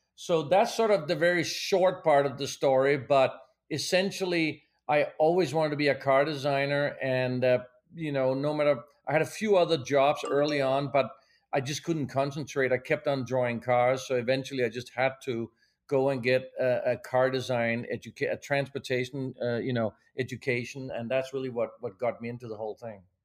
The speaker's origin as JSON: {"language": "English", "country": "Denmark", "tie": "born or raised there", "also_born_or_lived": "Pasadena, California", "moved": "as an adult", "lives_now": "Los Angeles, United States", "said": "I was born in Denmark, even though I'm American now, but as I grew up in Denmark"}